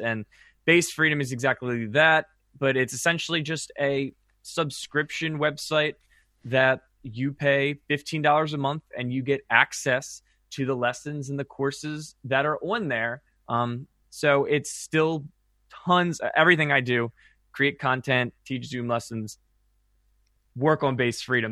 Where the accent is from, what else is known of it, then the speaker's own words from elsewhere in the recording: Maryland, United States; growing up in Maryland